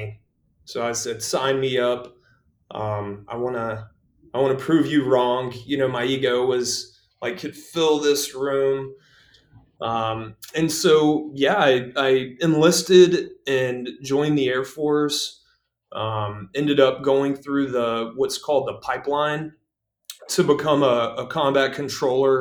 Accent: Gulfport, Mississippi, United States; moved away; I was born and raised in Gulfport, Mississippi, born in 1978

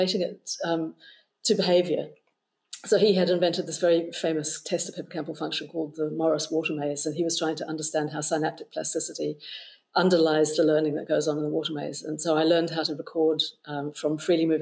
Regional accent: New Zealand; moved away; But I was growing up in New Zealand

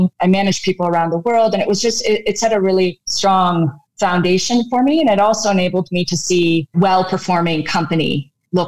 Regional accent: Canada; moved away as an adult; also born or lived in Redmond, United States; now in Nairobi, Kenya; I grew up in Canada and I have a computer science degree

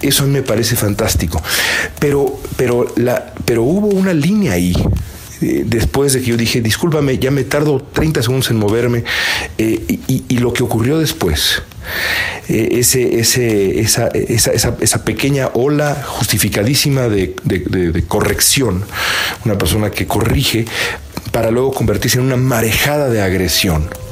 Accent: Mexico City, Mexico; moved away as an adult; yo vengo a la Ciudad de México con cierta frecuencia y desde que me fui de acá hace ya casi un lustro

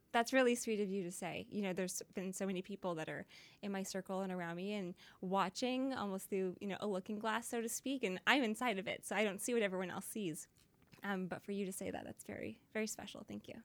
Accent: Surrey, British Columbia, Canada; also born or lived in Vancouver; I grew up in Surrey, technically. But most of my career happened in Vancouver

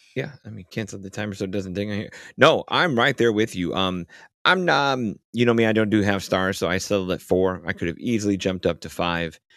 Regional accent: Chicago, Illinois, United States; I'm Chicagoan

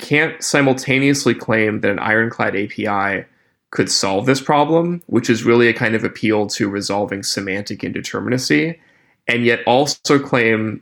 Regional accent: Appalachia, United States; moved away; I grew up in Appalachia before I went to college or grad school

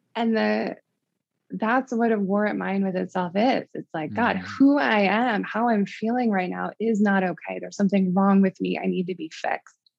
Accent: Midwest, United States; moved away as an adult; also born or lived in Connecticut; I'm from the Midwest

